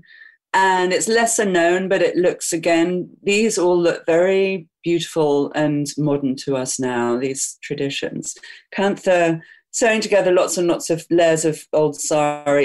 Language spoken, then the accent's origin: English; England, United Kingdom; now in New York City, United States; I'm English